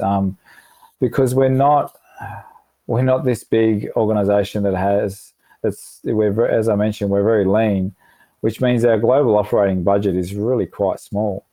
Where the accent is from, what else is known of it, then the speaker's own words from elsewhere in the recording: Melbourne, Victoria, Australia; moved away; I'm from Melbourne, so I've got, um, you know, my sister and all my cousins in Melbourne